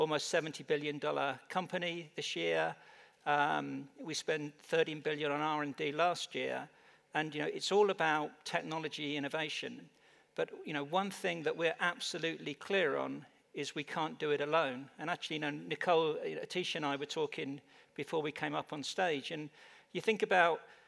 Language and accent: English; United Kingdom; moved away as an adult; also born or lived in London, England; now in Phoenix, United States; from my accent, I'm not naturally American. I actually come from the UK